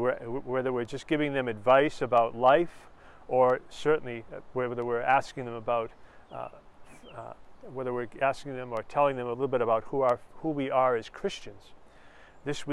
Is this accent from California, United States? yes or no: no; Lowell, Massachusetts, United States; an area where I grew up in Lowell, Massachusetts